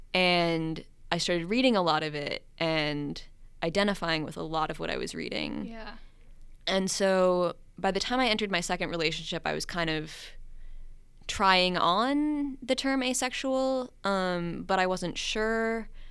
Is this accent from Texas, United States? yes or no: no; Minnesota, United States; moved away as an adult; I am from Minnesota originally, but I went to college out of state and now I'm back.